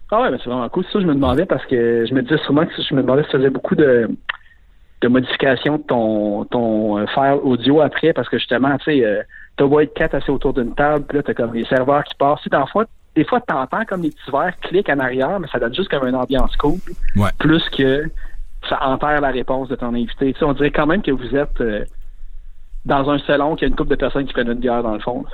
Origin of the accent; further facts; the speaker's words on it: Laval, Quebec, Canada; also born or lived in Verdun, Montreal; Puis après, j'ai déménagé à Laval pendant 20 ans.